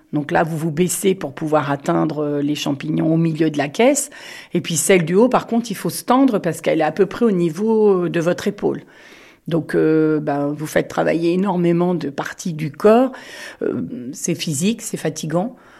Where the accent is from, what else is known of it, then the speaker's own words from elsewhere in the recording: Touraine, Centre-Val de Loire, France; moved away as an adult; also born or lived in Montoire-sur-le-Loir; Je suis née en Touraine et je suis arrivée en 1980 sur la région de Montoire